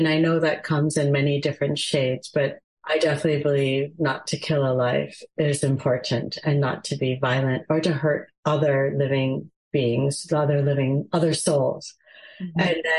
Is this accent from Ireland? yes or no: no; United States; my Gujarati, as I speak it, isn't great. I'm an American Gujarati.